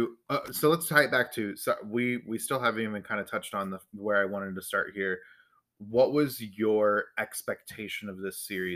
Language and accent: English; United States; we're American here.